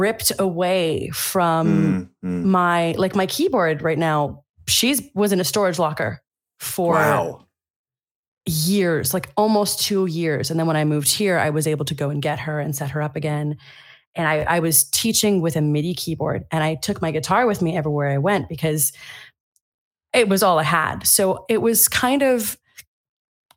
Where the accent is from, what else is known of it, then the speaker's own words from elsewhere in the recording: United States; moved away as an adult; also born or lived in Italy; now in Germany; as an American